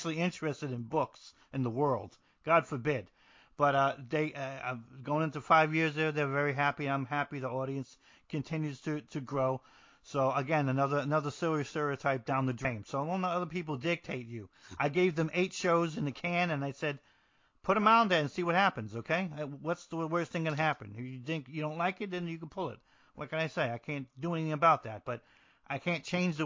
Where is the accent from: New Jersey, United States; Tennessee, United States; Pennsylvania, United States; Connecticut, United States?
New Jersey, United States; I'm from New Jersey